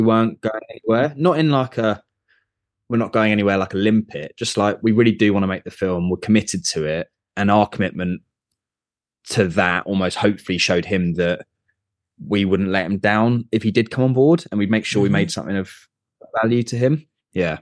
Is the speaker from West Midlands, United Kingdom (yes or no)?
no; Surrey, South East England, United Kingdom; I grew up in Surrey